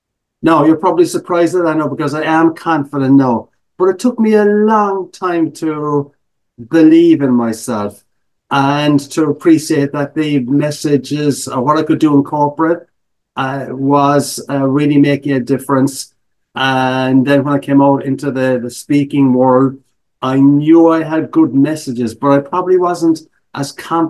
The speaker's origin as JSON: {"language": "English", "country": "Ireland", "also_born_or_lived": "United Kingdom", "accent": "brogue", "moved": "as an adult", "lives_now": "Chicago, United States", "said": "as an Irish immigrant"}